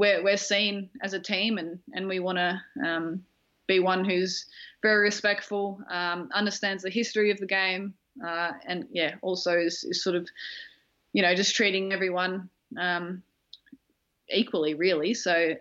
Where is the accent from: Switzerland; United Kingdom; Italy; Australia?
Australia; as an Australian group